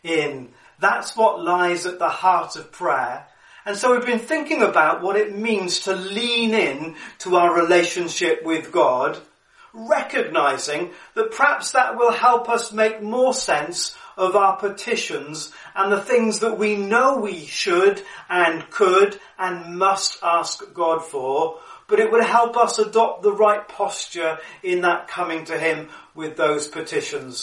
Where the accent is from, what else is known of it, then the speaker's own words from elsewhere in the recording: Cardiff, Wales, United Kingdom; just down the road from where I lived growing up in Cardiff, Roath Park Lake